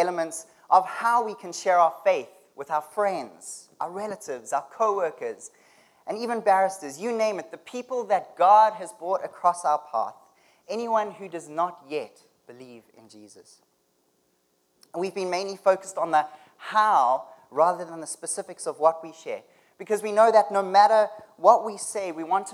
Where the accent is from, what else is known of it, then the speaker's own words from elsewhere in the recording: South Africa; moved away as an adult; now in Canada; I'm from South Africa, and I've been living in Canada for the past 4 years